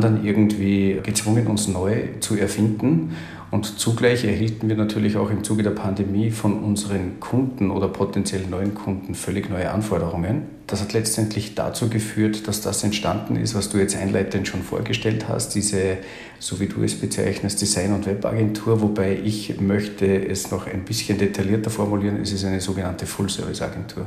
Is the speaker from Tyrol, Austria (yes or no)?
no; Salzburg, Austria; now in Carinthia, Austria; bei mir ist unschwer herauszuhören, dass ich, dass ich Österreicher bin, gebürtiger Salzburger, jetzt aber in Kärnten lebe